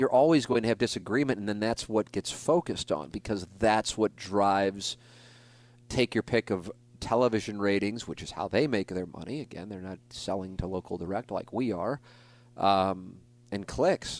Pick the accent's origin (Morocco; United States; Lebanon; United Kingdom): United States; St. Louis, Missouri; I got to work in my hometown market for twenty years.